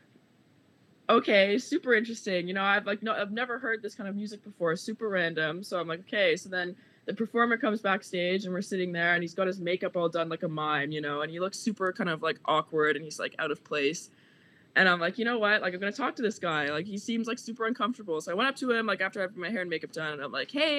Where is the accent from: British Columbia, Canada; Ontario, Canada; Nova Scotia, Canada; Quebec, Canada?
Nova Scotia, Canada; Halifax; moved away as an adult; I'm from Nova Scotia